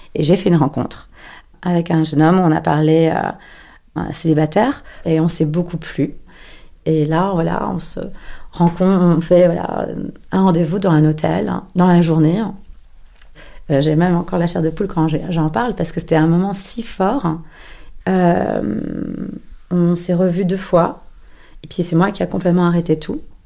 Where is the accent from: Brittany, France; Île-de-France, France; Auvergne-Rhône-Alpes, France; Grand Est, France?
Île-de-France, France; Paris; moved away; also born or lived in New York; j'ai 44 ans et je suis parisienne.